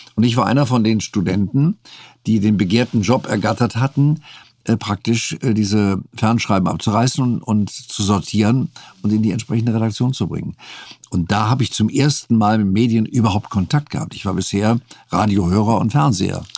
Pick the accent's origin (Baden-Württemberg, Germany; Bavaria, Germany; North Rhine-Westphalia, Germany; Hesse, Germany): North Rhine-Westphalia, Germany; moved away; also born or lived in Saarbrücken; ich kannte aus meiner Heimat eben westfälisch-rheinische Gerichte